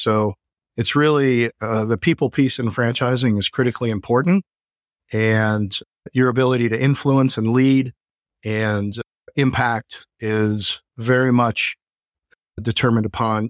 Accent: Chicago, Illinois, United States; I came out there from Chicago. So a little culture shock for everybody involved

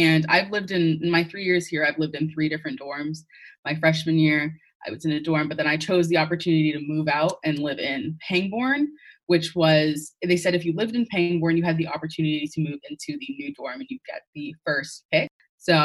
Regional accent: West Palm Beach, Florida, United States; moved away as an adult; now in Notre Dame, United States; I'm from West Palm Beach, Florida.

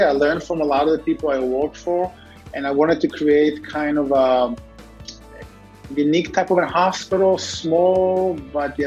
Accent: Israel; moved away; As a kid, I grew up in Israel

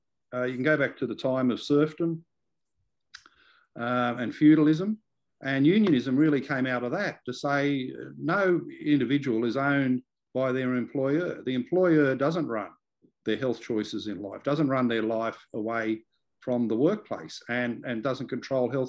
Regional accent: Liverpool, New South Wales, Australia; I grew up in Liverpool, which has been one of these LGAs of concern

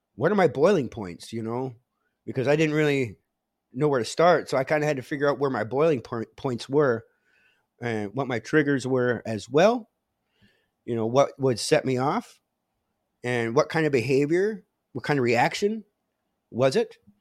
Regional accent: Menominee Indian Tribe of Wisconsin, United States; I come from the Menominee Indian tribe of Wisconsin.

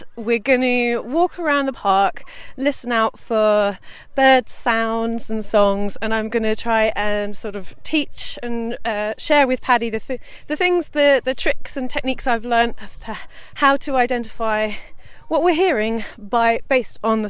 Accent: London, United Kingdom; we grew up in Southeast London, where pigeons were sort of mostly what we saw.

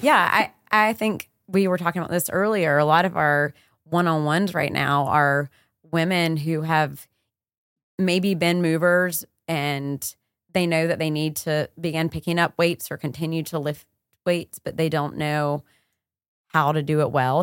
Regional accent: the South, United States; growing up in the South

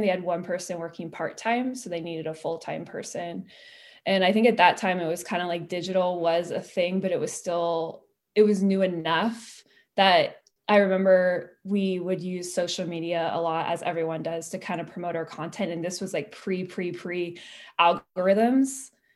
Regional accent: Petaluma, California, United States; moved away; I grew up in Petaluma

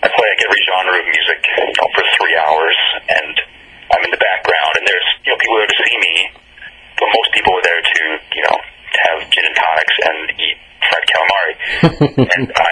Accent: Clinton, New York, United States; also born or lived in Oneonta, New York; I'm from a small town in upstate New York called Clinton

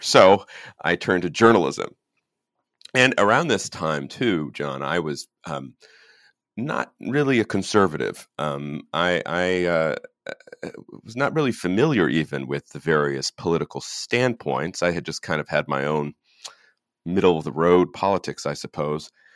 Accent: Northern Virginia, United States; I, I grew up in Northern Virginia, outside of Washington, D C

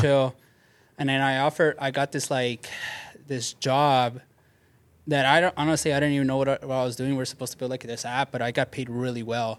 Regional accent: Bell, California, United States; I grew up in Bell

